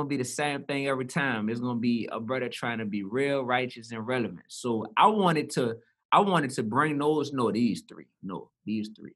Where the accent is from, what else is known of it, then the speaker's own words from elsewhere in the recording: New Orleans, Louisiana, United States; I grew up in the Goose. That's a part of the Ninth Ward, east side of New Orleans